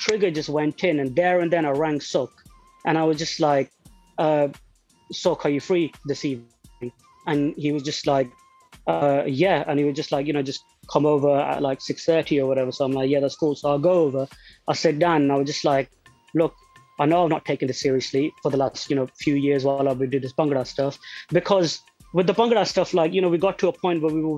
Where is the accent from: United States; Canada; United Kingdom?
United Kingdom; Nottingham, East Midlands; I'm from Nottingham